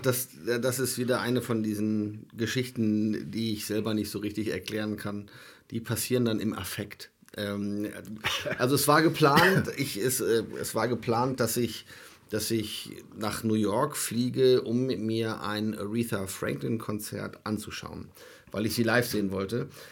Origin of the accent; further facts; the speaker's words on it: Germany; ich komme aus Deutschland